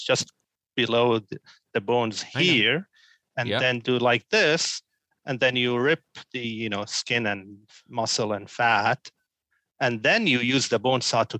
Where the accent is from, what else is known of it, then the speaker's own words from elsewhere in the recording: Syria; moved away as an adult; now in Dallas, United States; I'm originally from Syria. So I moved to the States in 2010